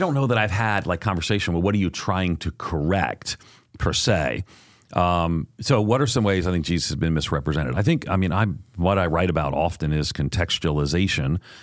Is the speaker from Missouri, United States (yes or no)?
no; Long Island, outside of New York City, United States; I grew up on Long Island outside of New York City